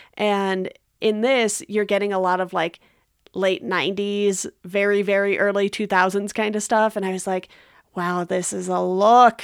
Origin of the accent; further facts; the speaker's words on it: Garden Grove, California, United States; I grew up in Garden Grove, which is right next door to Westminster